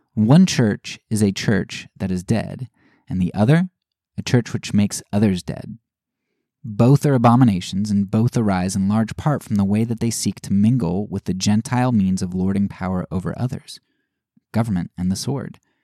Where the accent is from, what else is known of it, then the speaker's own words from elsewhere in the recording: United States; As an American